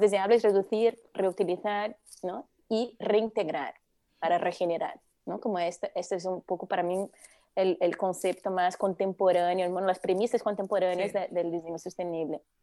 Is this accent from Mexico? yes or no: no; Brazil; Spanish is a second language; moved away as an adult; now in Spain; llevo ya 22 años en España, pero bueno, por mi acento ya se ve que soy brasileña